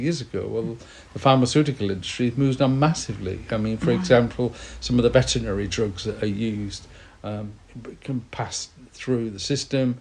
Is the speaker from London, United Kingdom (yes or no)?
no; Yorkshire and the Humber, United Kingdom; accent: northern; also born or lived in Kew; now in Tisbury, United Kingdom; I was brought up in West Yorkshire